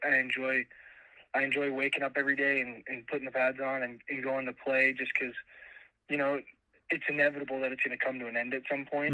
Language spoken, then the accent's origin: English; Phoenix, Arizona, United States; moved away as an adult; now in Moscow, Idaho, United States; I'm from Phoenix, Arizona, and it's freaking freezing